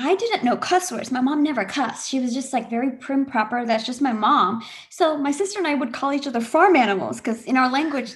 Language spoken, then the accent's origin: English; United States; accent: no accent; I grew up here, but I'm Indian